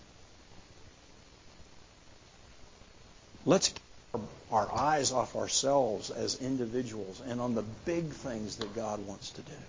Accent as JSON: {"language": "English", "country": "United States", "said": "as American Christians"}